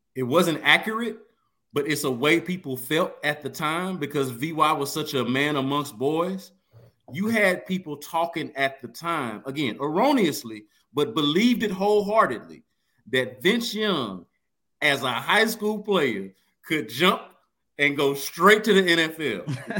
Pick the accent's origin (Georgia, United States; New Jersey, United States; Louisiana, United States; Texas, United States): Texas, United States; Houston; I am a child of Hiram Clark. I am from Windsor oh, Village